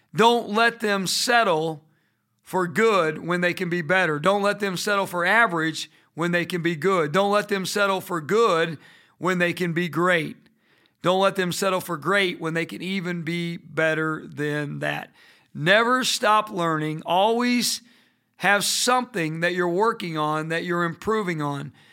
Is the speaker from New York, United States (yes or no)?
no; Indiana, United States; Growing up in Indiana, we played basketball all year long